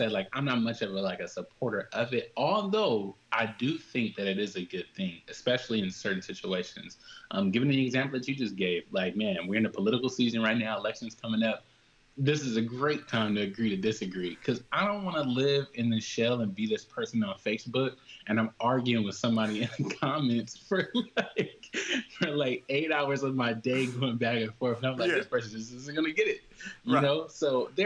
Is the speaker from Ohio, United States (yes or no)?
no; Compton, California, United States; I grew up in Compton